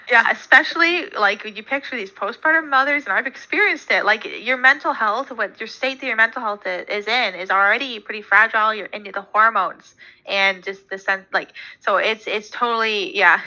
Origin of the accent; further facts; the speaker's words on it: about two hours from Toronto, Ontario, Canada; my hometown is about two hours from Toronto, and then obviously where I live now, I still live in Ontario.